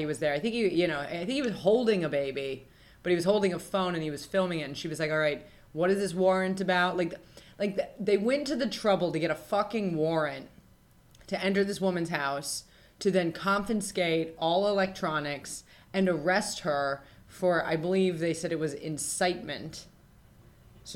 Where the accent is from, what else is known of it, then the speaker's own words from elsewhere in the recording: Reno, Nevada, United States; moved away as an adult; being born in Reno, Nevada